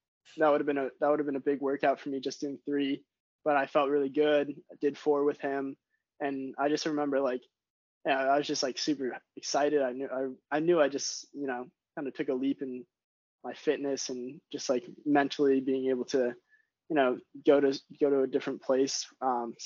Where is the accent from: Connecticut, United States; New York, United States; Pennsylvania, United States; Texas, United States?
Connecticut, United States; Glastonbury; I grew up in Glastonbury, which is like, I was a day student, 20 minutes from Loomis.